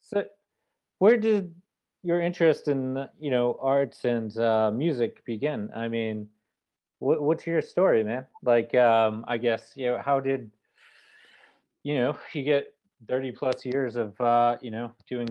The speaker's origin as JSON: {"language": "English", "town": "Boston", "region": "Massachusetts", "country": "United States", "moved": "as an adult", "lives_now": "Brooklyn, United States", "said": "I'm initially originally from Boston, Mass, and I kind of picked up and moved to Brooklyn in late 2016"}